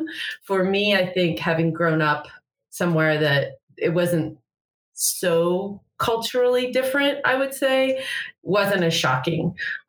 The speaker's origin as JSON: {"language": "English", "region": "Oregon", "country": "United States", "also_born_or_lived": "Atlanta", "moved": "as an adult", "lives_now": "Salt Lake City, United States", "said": "I'm from Oregon, so it was a lot closer to home."}